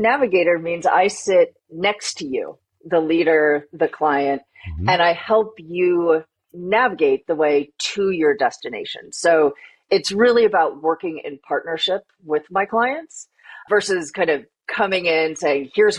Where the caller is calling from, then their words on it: Boston, Massachusetts, United States; I am joining from Boston, Massachusetts.